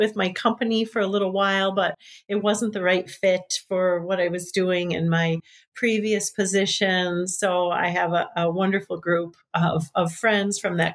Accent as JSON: {"language": "English", "region": "Michigan", "country": "United States", "tie": "born or raised there", "moved": "yes", "lives_now": "Bayfield, United States", "said": "I grew up in Michigan"}